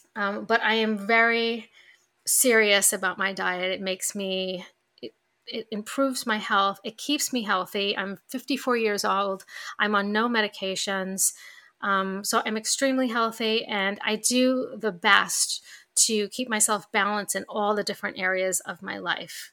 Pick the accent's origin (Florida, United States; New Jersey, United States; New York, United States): New York, United States; accent: New York; my New York accent just came out